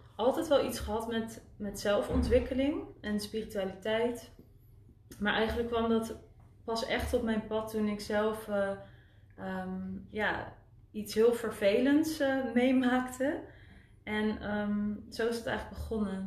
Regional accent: Winterswijk, Gelderland, Netherlands; moved away as an adult; also born or lived in Utrecht / Zurich, Switzerland; ik ben geboren en getogen in Winterswijk

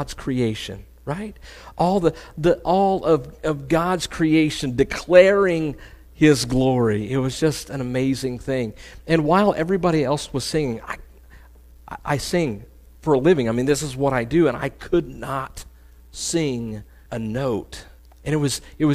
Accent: Oklahoma, United States; I'm from Oklahoma. I'm just a country boy, right? My version of water is Lake Hudson or Fort Gibson

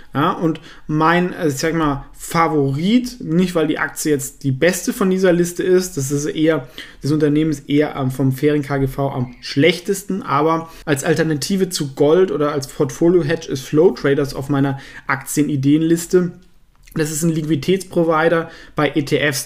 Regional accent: Southern Germany, Germany; ich komme ja aus Süddeutschland

